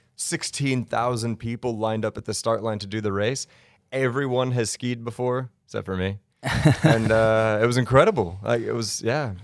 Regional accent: Colorado, United States; also born or lived in Denver; born in Denver and then raised outside in the spring, so I'm a Colorado kid

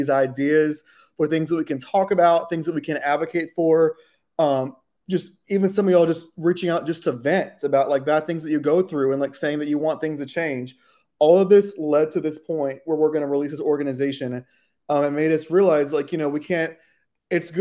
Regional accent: Texas, United States; I don't feel that way as a Czech American. I don't see Czech stuff anywhere, even in my home state of Texas

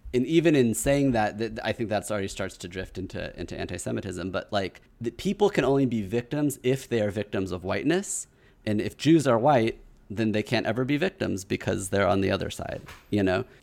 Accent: Kansas City, United States; moved away; I'm from Kansas City where there was a white supremacist shooting at my, the Hebrew Day school that I went

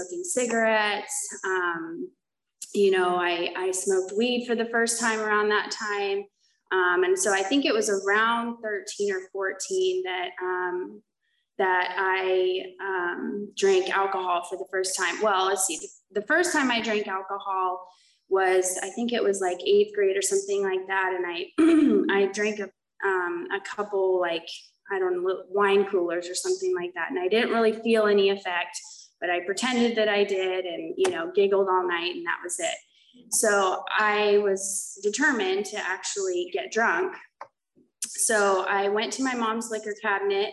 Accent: Oklahoma, United States; moved away as an adult; now in California, United States; So I was born in Oklahoma. I came out to California for treatment. I ended up just staying out here.

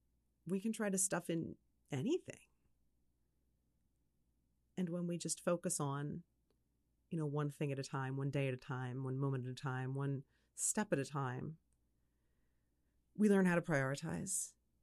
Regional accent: Philadelphia, Pennsylvania, United States; because I'm originally from the Philadelphia area myself.

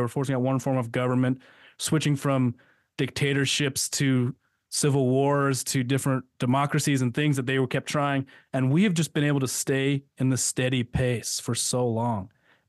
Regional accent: United States; One of the things I am most proud of as an American is the fact that we are the longest lasting democracy in history.

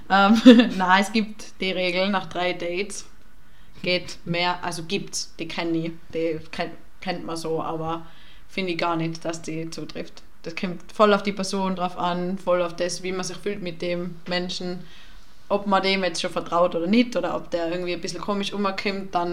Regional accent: Tyrol, Austria; now in Vienna, Austria; ich bin aus Tirol und ich gehe gerne auf den Berg und so und dass das halt voll schade ist in Wien, kann man das alles nicht machen.

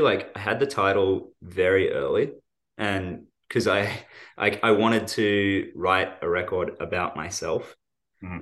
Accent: Australia; when we're from Australia

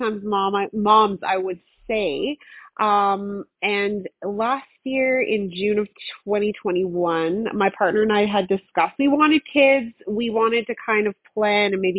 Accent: Newfoundland and Labrador, Canada; moved away as an adult; now in Saskatchewan, Canada; I'm originally from Newfoundland. So my mother, she was born and raised in Newfoundland

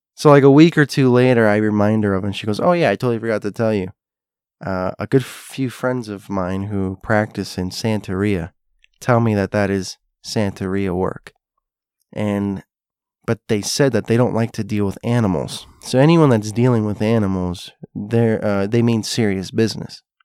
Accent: South Florida, United States; also born or lived in Hialeah, Florida; I grew up in South Florida, as you know, and for a brief spell of my life, I lived in a place called Hialeah.

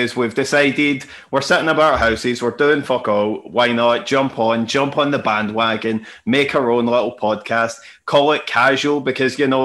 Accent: Glasgow, Scotland, United Kingdom; I'm fucking from Glasgow

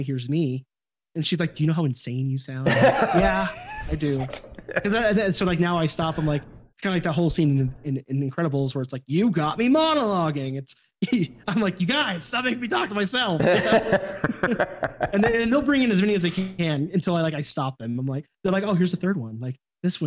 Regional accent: Sacramento, California, United States; I grew up in Sacramento

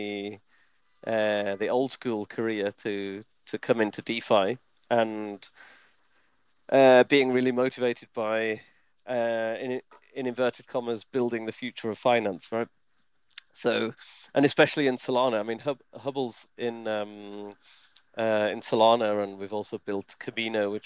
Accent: United Kingdom; moved away as an adult; now in Switzerland; I am British and I live in Switzerland actually. So I've been in Switzerland for more than 10 years.

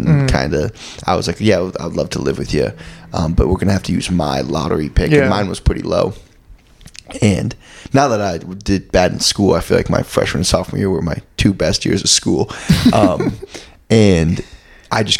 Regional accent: Vermont, United States; growing up in Vermont

